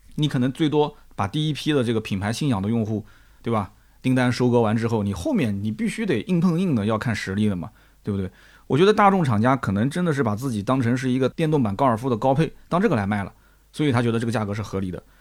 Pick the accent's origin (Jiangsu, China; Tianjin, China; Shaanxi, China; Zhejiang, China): Jiangsu, China; Nanjing; 作为南京人来讲啊